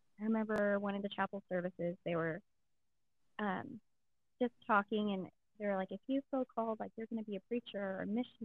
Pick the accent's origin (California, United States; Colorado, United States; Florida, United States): California, United States; moved away as an adult; also born or lived in Alaska; we met and married and moved back to Alaska, which was a shock for this California girl